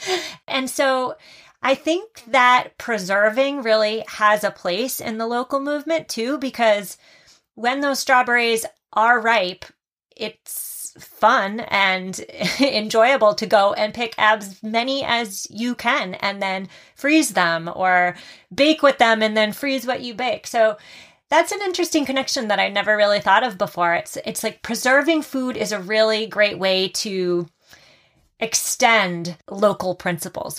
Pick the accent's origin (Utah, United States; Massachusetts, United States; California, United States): Massachusetts, United States; my home state of Massachusetts